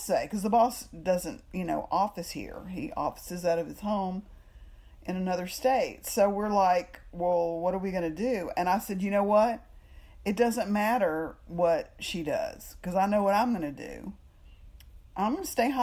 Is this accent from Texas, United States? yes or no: yes; Texas, United States; also born or lived in New York; I'm just from Texas